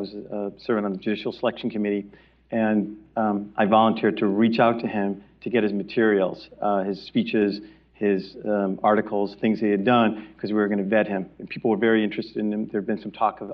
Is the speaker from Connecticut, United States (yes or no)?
yes; Bridgeport, Connecticut, United States; moved away; Bridgeport, Connecticut, of all places, my hometown